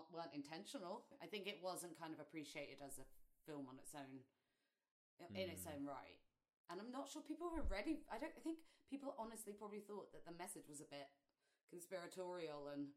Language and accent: English; London, United Kingdom; We're from London in the UK.